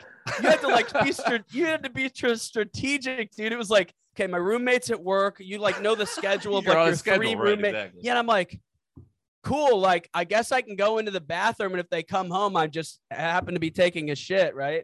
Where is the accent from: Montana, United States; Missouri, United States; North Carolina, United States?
Missouri, United States; St. Louis; moved away as an adult; also born or lived in Los Angeles; now in Chicago, United States; growing up in the Midwest, like St. Louis culture